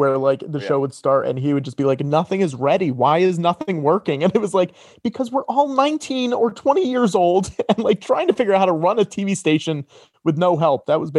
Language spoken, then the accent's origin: English; Connecticut, United States; I'm from Connecticut. Right. Yeah. So this was like less than an hour away.